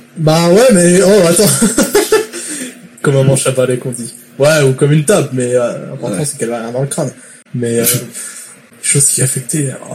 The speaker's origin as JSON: {"language": "French", "country": "France", "moved": "yes", "lives_now": "Quebec, Canada", "said": "Je suis français."}